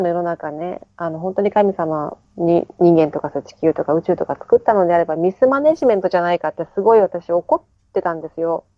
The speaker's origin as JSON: {"language": "Japanese", "country": "Japan", "tie": "born or raised there", "moved": "as an adult", "lives_now": "New Zealand", "said": "日本の実家"}